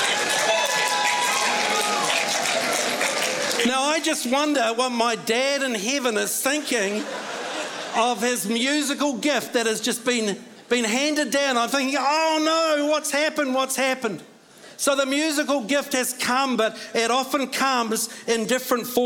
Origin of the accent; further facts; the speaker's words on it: Scotland, United Kingdom; now in New Zealand; I'm Scottish.